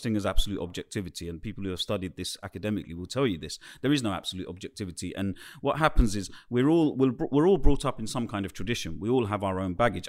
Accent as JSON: {"language": "English", "region": "London", "country": "United Kingdom", "tie": "born or raised there", "said": "I was growing up in the East End of London"}